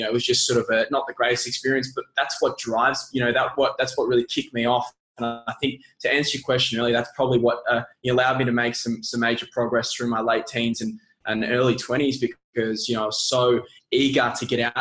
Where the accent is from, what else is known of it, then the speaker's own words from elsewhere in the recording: Melbourne, Victoria, Australia; I was born in Melbourne, born and raised